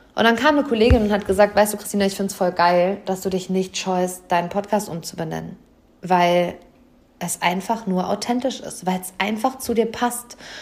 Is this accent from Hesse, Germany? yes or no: no; Hamm, North Rhine-Westphalia, Germany; hier live vor Ort im Maxi-Park, also in meiner Heimatstadt, im Seminarraum über den Dächern von Hamm